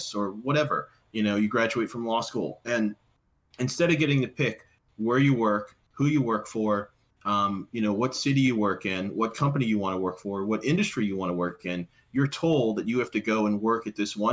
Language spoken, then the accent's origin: English; United States; moved away; I'm from Washington originally